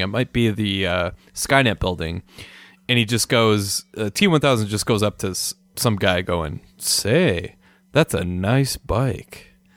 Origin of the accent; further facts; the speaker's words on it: Minnesota, United States; moved away; also born or lived in New Mexico; I'm from the Midwest